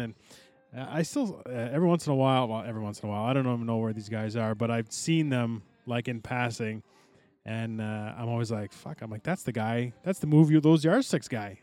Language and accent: English; Aylmer, Quebec, Canada; we grew up in Elmer